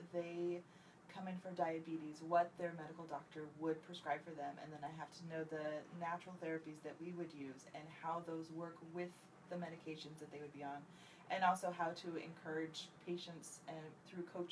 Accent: Santa Clarita, California, United States; also born or lived in Bay Area, California; I grew up in Santa Clarita. I went to Canyon High School.

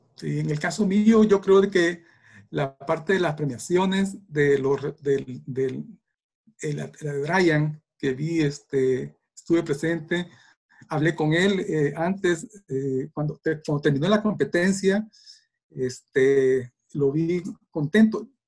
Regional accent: El Salvador; somos salvadoreños y salvadoreñas

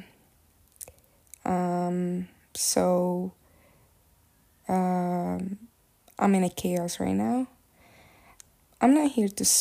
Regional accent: Morocco; moved away as an adult; now in Turkey; I moved out from Morocco to Turkey for college purposes

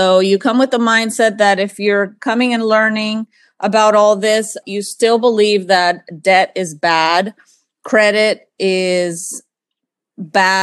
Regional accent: Panama; also born or lived in Miami; now in United States; I'm from Panama, so we would travel

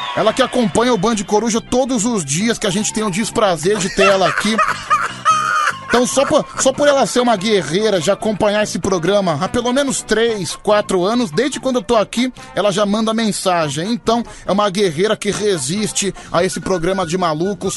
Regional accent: São Paulo, Brazil; eu sou de São Paulo

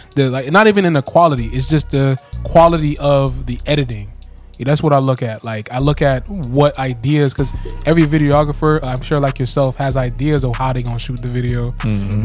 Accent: Florida, United States; we're from Florida

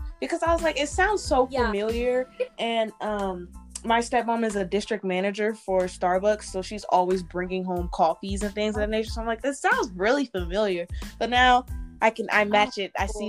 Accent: Chicago, Illinois, United States; my hometown, Chicago, Illinois.

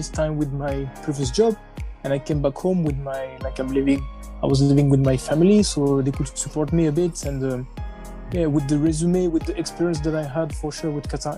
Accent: France; I was born and raised in France

